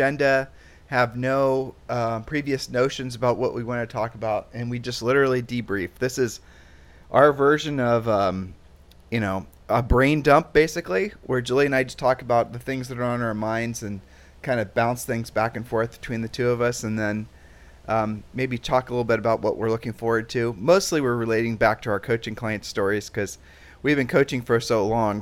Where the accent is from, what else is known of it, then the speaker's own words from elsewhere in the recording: Columbus, Ohio, United States; moved away as an adult; You and I grew up in Columbus, Ohio